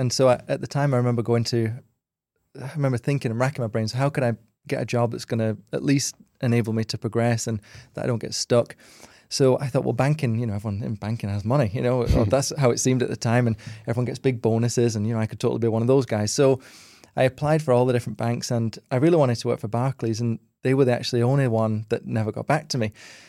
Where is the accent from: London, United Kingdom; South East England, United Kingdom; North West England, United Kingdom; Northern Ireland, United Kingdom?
North West England, United Kingdom; Wigan; Yeah. So I grew up in Wigan, which is in between Manchester and Liverpool, literally bang smack in the middle of the two, with my two brothers and sister, and we grew up in kind of a little terrace house, didn't really have very much money